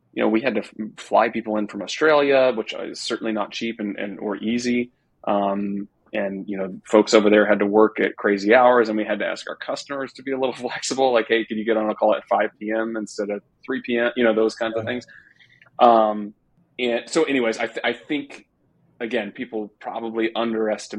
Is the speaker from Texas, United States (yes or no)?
yes; Texas, United States; I'm a Texan